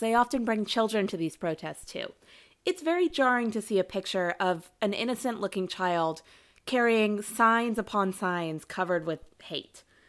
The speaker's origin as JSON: {"language": "English", "region": "Ohio", "country": "United States", "said": "my home state of Ohio"}